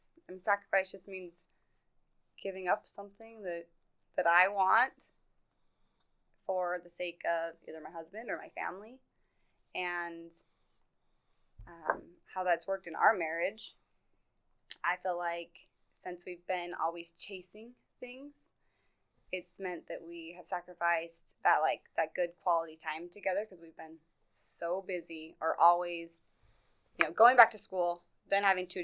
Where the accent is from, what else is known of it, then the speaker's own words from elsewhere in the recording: Meridian, Idaho, United States; now in Nampa, United States; We're both from Meridian originally, and then we just kind of bounced around.